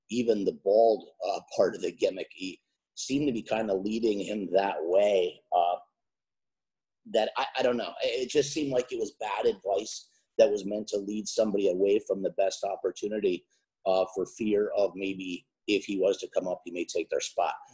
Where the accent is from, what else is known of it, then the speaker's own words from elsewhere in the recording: Ishpeming, Michigan, United States; accent: Yooper; which was about three hours from where I grew up in Ishpeming, Michigan.